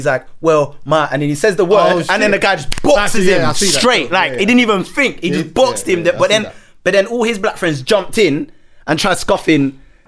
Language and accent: English; England, United Kingdom; My dad's black, but I don't say it because as being a mixed race person and just growing up in England, like the people I was around never really said it casually anyway.